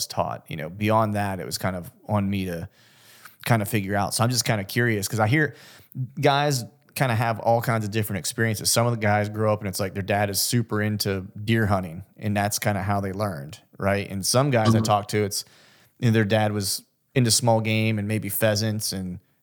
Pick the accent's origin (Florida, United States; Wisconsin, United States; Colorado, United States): Florida, United States; moved away; also born or lived in Orlando / Pennsylvania; my whole family's from Pennsylvania, but I was born in the South, and you know, Florida